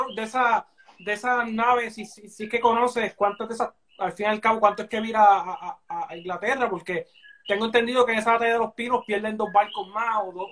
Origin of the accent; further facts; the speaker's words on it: Puerto Rico; que nos, hicieron como, como, puertorriqueños